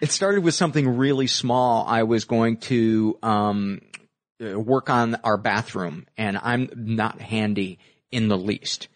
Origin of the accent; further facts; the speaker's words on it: Homewood, Illinois, United States; south suburbs of Chicago